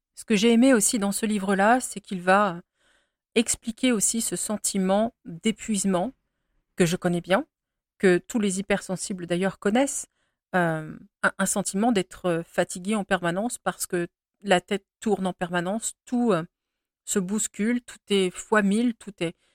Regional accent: France; je suis française et que je vis ici

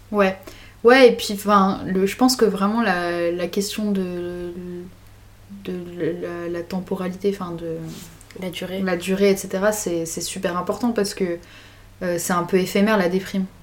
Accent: Grenoble, Auvergne-Rhône-Alpes, France; j'ai 19 ans. Euh, je viens de Grenoble.

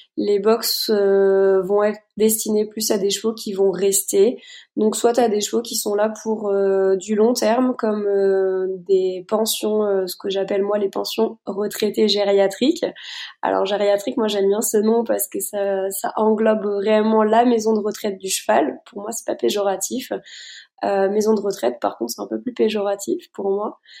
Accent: Luxembourg; moved away as an adult; now in Meuse, France; je viens je viens du Luxembourg

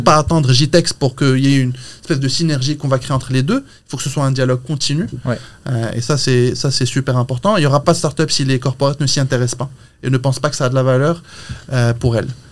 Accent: Morocco; moved away as an adult; je suis marocain, je suis très fier de l'être. Ça fait 15 ans que je suis parti

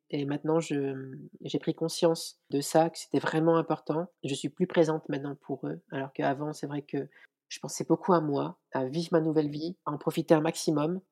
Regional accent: France; je suis née en France et mes parents sont originaires d'Algérie.

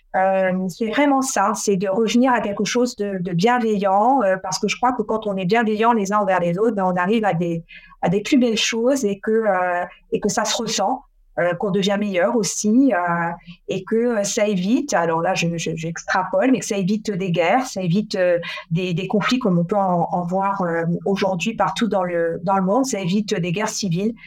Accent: France; moved away as an adult; also born or lived in Brussels, Belgium; je prends la décision de repartir dans ma région natale en France

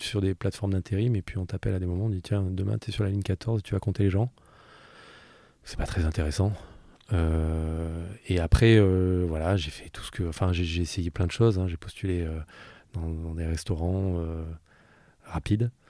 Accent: Southern Alps, Provence-Alpes-Côte d'Azur, France; moved away as an adult; now in Paris, France; je suis né dans les Alpes du Sud. Euh, j'ai passé toute ma jeunesse jusqu'à 20 ans à faire du ski et de la musique.

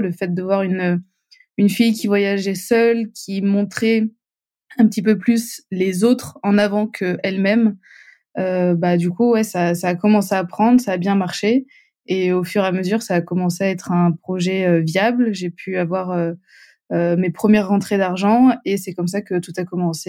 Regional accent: Montpellier, Occitania, France; je viens du sud de la France, à Montpellier

